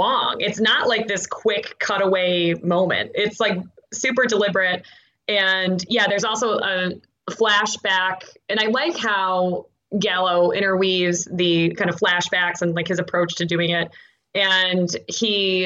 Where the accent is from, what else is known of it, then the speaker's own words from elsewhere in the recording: Buffalo, New York, United States; moved away; I grew up in North Buffalo